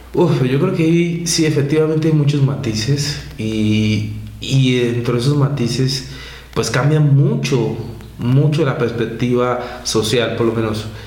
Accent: Colombia; moved away as an adult; now in Mexico; en mi país

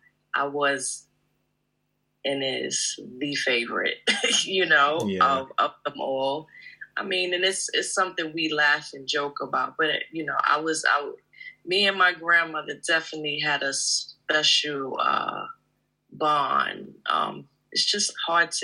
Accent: United States; I'm from the States

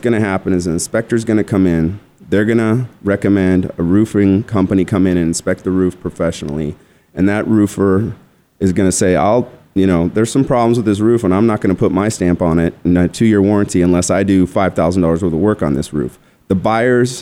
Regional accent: Tucson, Arizona, United States; also born or lived in Scottsdale, Arizona; I'm originally from Tucson

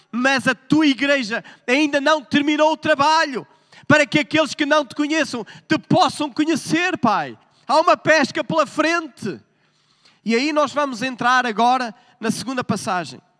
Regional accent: Porto, Norte, Portugal; born there; moved away; A minha acentuação, por acaso, o meu acento não é muito forte. Bom, mas nasci no Porto, é? mas como já vivi em outros países, então a pessoa vai amolecendo, não é?

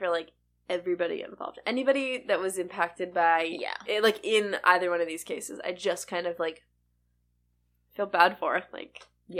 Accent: Florida, United States; now in South Carolina, United States; I'm from Florida

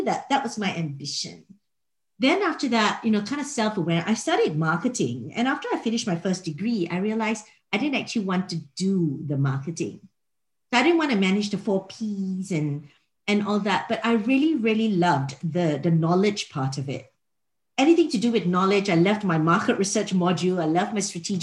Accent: Singapore; moved away as an adult; also born or lived in Australia; I'm from Singapore originally

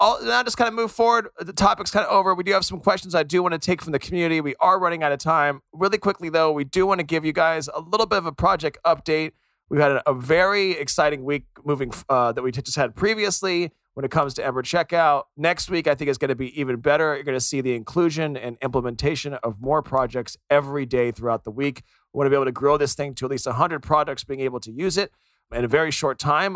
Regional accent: United States; being American myself

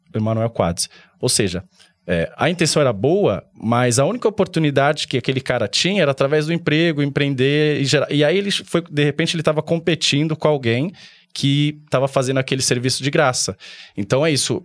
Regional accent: São Paulo, Brazil; eu vim lá da Zona Leste de São Paulo, lá perto de Arthur Alvim, Patriarca.

